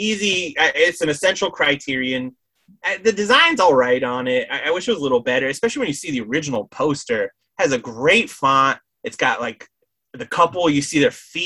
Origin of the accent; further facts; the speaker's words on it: Connecticut, United States; Connecticut, shout out to Connecticut, my home state